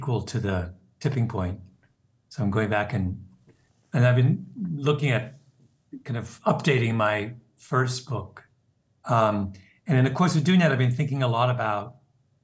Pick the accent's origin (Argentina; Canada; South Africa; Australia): Canada; moved away as an adult; now in United States; I'm a Canadian, and I came to the United States after college and worked